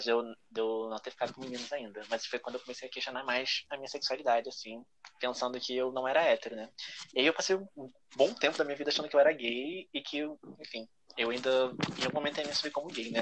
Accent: Rio de Janeiro, Brazil; sou do Rio de Janeiro

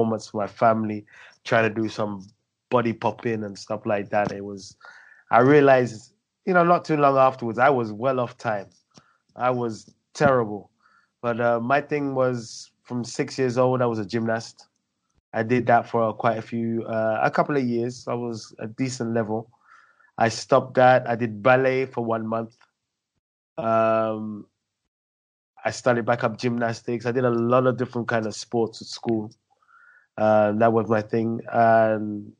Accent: London, United Kingdom; I was born and bred in London

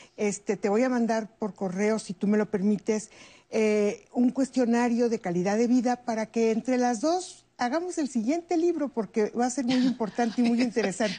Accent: Mexico; yo me vengo a México

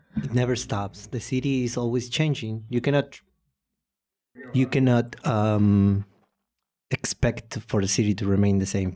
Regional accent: Posadas, Misiones, Argentina; English is a second language; also born or lived in Paraguay; now in Buenos Aires, Argentina; I was born in Posadas, and I live for six years in Paraguay

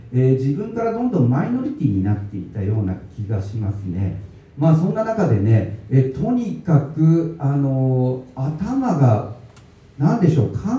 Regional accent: Higashiyamato, Tokyo, Japan; moved away as an adult; also born or lived in Chiba Prefecture; now in Tottori Prefecture, Japan; 私はですね、え東京都東大和市の団地で生まれ育ちまして

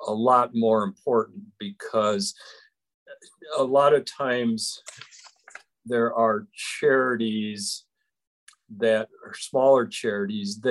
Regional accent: Parkston, South Dakota, United States; now in Rapid City, United States; I'm originally from Parkston, South Dakota

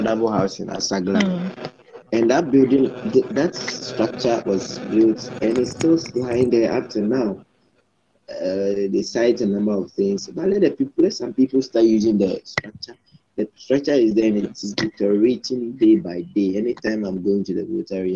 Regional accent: Ghana; also born or lived in Central Region, Ghana / Eastern Region, Ghana / Volta Region, Ghana; now in Accra, Ghana; I feel very sad as a Ghanaian, but it doesn't mean that I'm not a Ghanaian

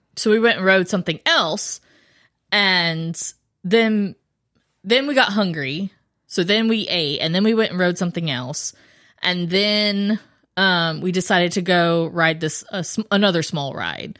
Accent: Florida, United States; moved away; I grew up in Florida

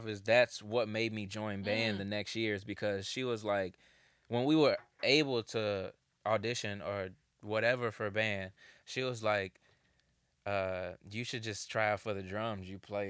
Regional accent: Dolton, Illinois, United States; But I'm a musician from Dalton.

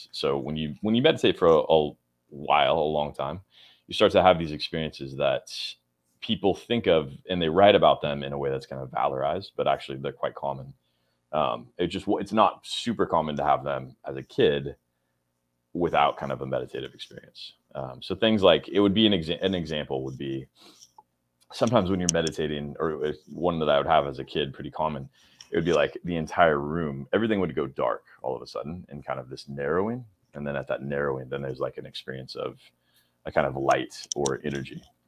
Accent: California, United States; moved away; I grew up in California. Yeah, I grew up in California

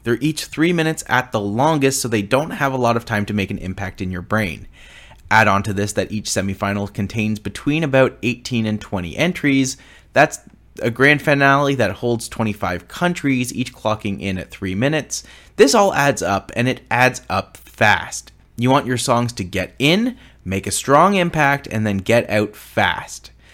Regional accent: Canada; I am a Canadian

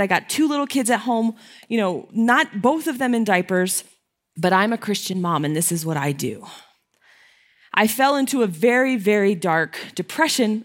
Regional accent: Connecticut, United States; I'm from Connecticut

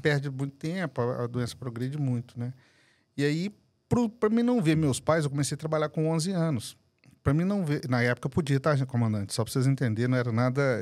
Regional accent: Guarulhos, São Paulo, Brazil; also born or lived in Belo Horizonte; Eu nasci aqui em São Paulo, inclusive. Nasci em Guarulhos

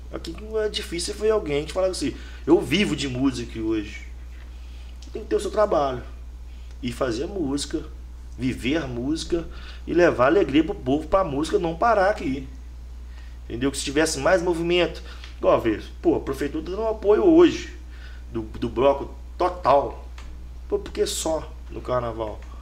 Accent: Brazil; eu moro em São Geraldo, mas fui criado no Pacheco

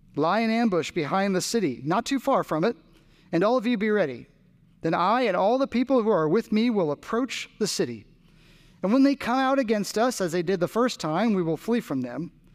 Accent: New Jersey, United States; now in Raleigh, United States; I grew up in New Jersey

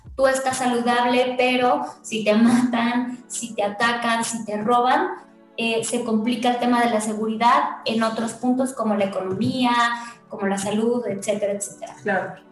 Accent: Mexico City, Mexico; yo, también soy vecina de Contreras

